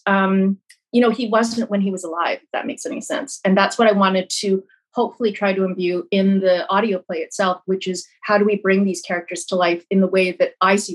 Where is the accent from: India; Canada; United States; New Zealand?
Canada; Brandon, Manitoba; I grew up in Brandon, Manitoba, we didn't have a huge Chinese population at all